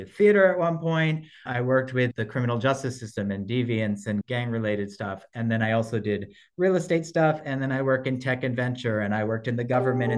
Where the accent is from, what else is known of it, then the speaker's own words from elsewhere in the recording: New Jersey, United States; accent: Brooklyn; also born or lived in New York City, New York; Born in New York, but grew up in New Jersey